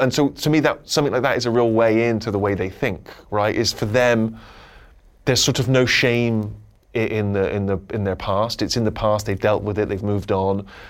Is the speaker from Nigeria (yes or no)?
no; Southern England, United Kingdom; accent: working class Southern English; I have a very regional, parochial accent, which if you were from England, you'd identify as being quite a working class Southern English accent